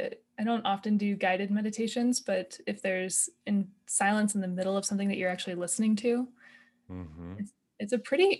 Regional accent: Olympia, Washington, United States; moved away as an adult; also born or lived in Kentucky; I've lived in the Northwest my entire life. I grew up in Olympia

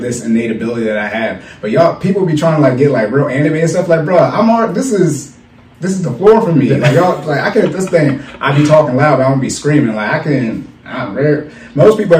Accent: Arizona, United States; I was born in Arizona

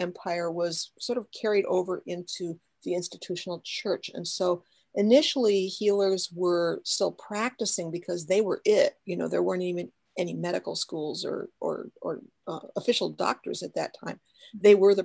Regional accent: West Chicago, Illinois, United States; I was born in West Chicago, Illinois

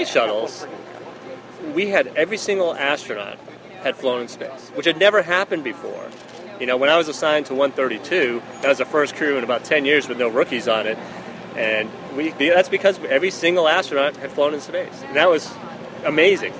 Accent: Boston, Massachusetts, United States; first language English; I grew up in Boston.

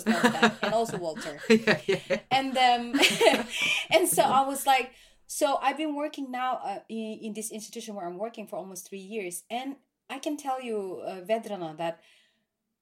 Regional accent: Philippines; now in Norway; I am from the Philippines

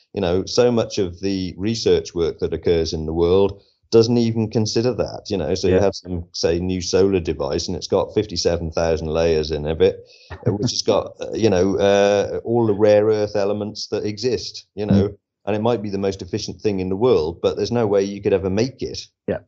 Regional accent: West Wales, United Kingdom; I'm actually from West Wales originally.

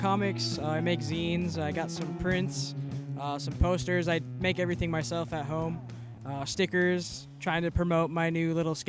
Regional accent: Michigan, United States; also born or lived in Austin, Texas; Even just being in a different environment than Michigan, because I grew up in Michigan

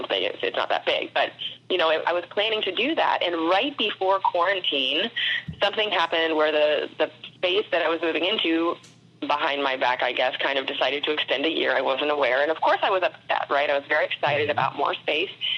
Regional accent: St. Petersburg, Florida, United States; I grew up in St. Pete, Florida, which is right outside of Tampa

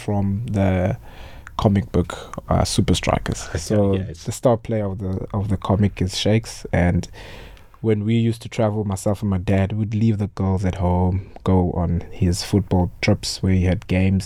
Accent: Maclear, Eastern Cape, South Africa; also born or lived in Mthatha; now in Cape Town, South Africa; Grew up in Maclear.

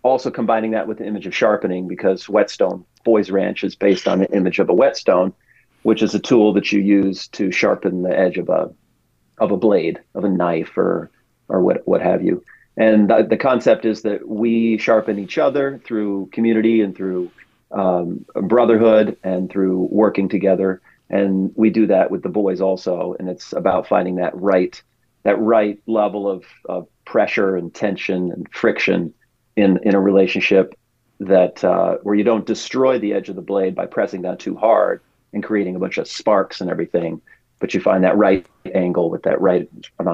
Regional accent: Pontiac, Michigan, United States; moved away as an adult; also born or lived in Arkansas / Lexington, Kentucky; now in West Plains, United States; I'm from Pontiac, Michigan, outside of Detroit.

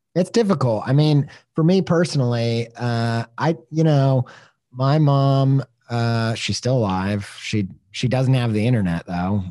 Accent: Midwest, United States; growing up in the Midwest

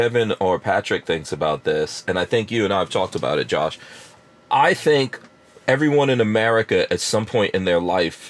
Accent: England, United Kingdom; also born or lived in Guyana; when I was born in Guyana and then we went to live in England, but in England, I was kind of sick.

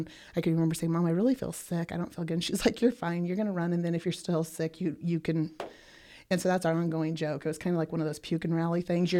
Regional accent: Bertrand, Nebraska, United States; No, I grew up actually in Bertrand until I was 7. I didn't say Bertrand.

